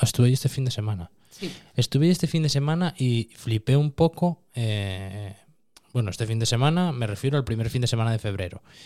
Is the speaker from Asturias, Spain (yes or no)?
yes; Cerredo, Asturias, Spain; Cuando me preguntan en Madrid, digo que soy asturiano. Si me preguntan en Oviedo, digo que soy de la zona de Cangas. Y si me preguntan en Cangas, ya es cuando digo que soy de Cerredo